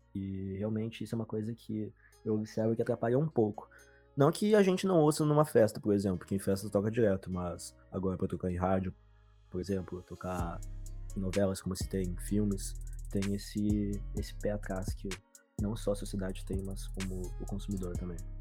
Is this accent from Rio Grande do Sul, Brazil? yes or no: yes; Porto Alegre, Rio Grande do Sul, Brazil; sou daqui de Porto Alegre, Rio Grande do Sul